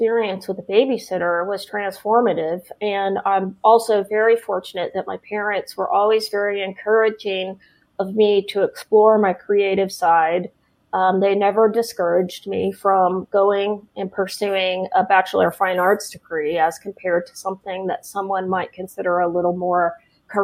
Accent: Oklahoma, United States; moved away as an adult; also born or lived in San Diego, California; now in Tennessee, United States; I grew up in Oklahoma, born and raised in Oklahoma.

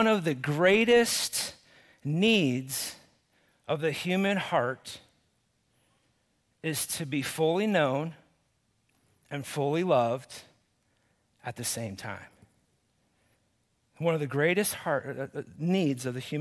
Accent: Cottonwood, United States; I grew up here in Cottonwood

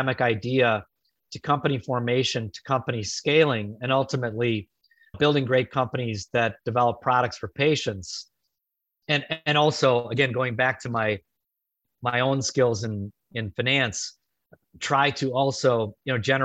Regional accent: Chicago, Illinois, United States; my hometown of Chicago

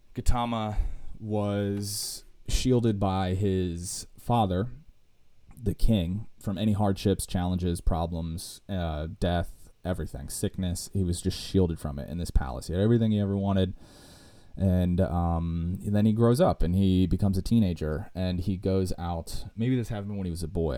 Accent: United States; I'm an American

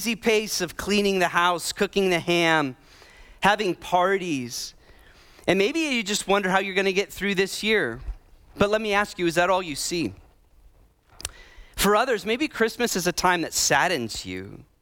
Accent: Midwest, United States; moved away; I grew up in the Midwest.

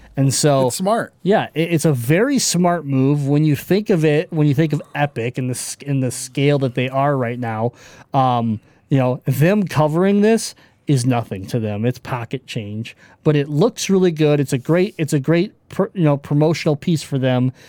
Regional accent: Michigan, United States; I'm from Michigan. We're from Michigan.

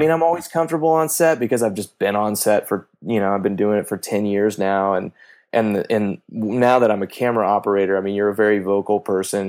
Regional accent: Kansas, United States; moved away; my mom was a cop in my hometown in Kansas for about ten years

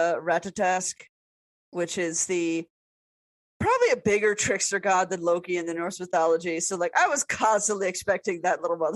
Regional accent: United States; being an American woman

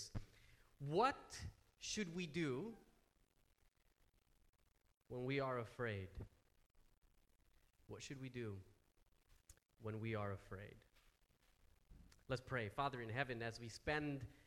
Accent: United States; moved away; being American

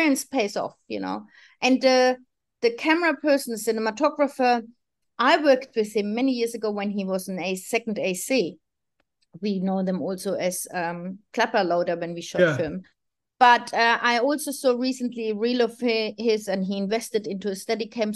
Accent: Sydney, New South Wales, Australia; I'm from Sydney. I'm live close to the eastern suburbs

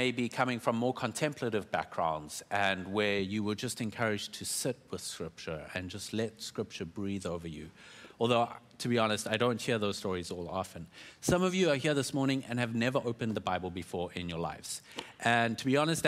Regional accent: South Africa; I'm South African

